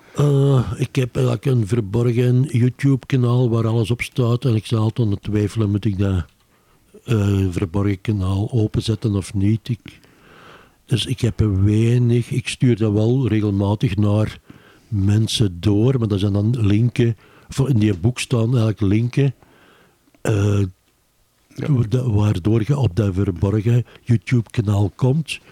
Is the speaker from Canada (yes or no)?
no; Beverlo, Flanders, Belgium; now in Antwerp, Belgium; ik ben eigenlijk van Bevelo afkomstig